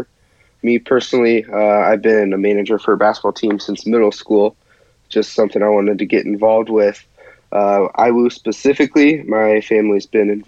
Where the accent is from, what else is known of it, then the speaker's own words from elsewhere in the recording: New Paris, Indiana, United States; I am from New Paris, Indiana